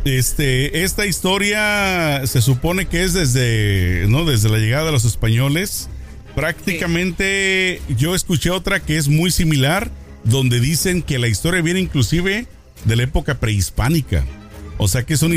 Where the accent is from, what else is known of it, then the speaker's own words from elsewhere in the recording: Jalisco, Mexico; yo soy de Jalisco, entre Guadalajara eh, y, el pueblo de donde nosotros crecimos, de donde somos, está pues cerca, ¿no? De Guadalajara al